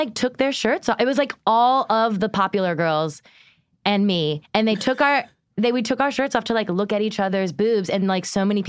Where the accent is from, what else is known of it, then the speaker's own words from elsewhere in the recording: Erie, Pennsylvania, United States; I was from Erie, Pennsylvania.